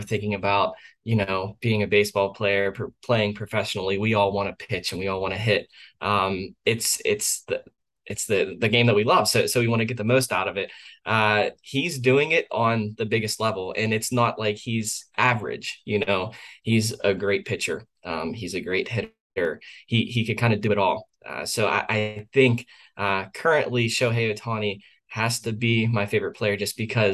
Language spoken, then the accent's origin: English; Western Pennsylvania, United States; I was born in Western Pennsylvania